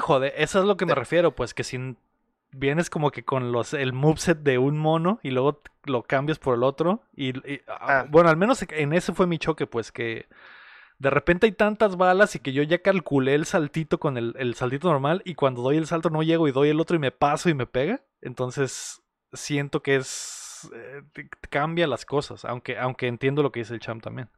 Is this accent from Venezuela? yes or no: no; Mexico; nosotros como mexicanos